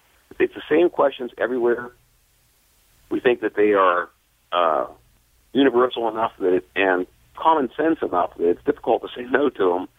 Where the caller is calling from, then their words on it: Philadelphia, Pennsylvania, United States; Calling from Philadelphia, Pennsylvania area.